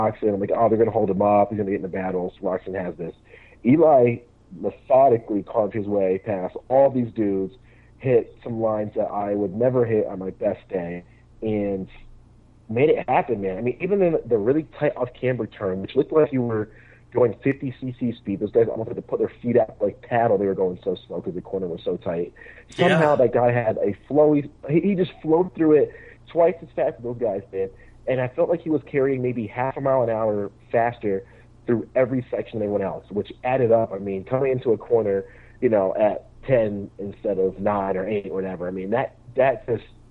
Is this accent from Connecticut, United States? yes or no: yes; Connecticut, United States; now in Milwaukee, United States; I'm from Connecticut. I just live in Milwaukee.